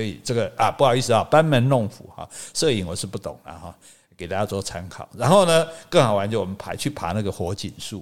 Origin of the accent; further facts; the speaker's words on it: Taiwan; 我们台湾人比较夸张啦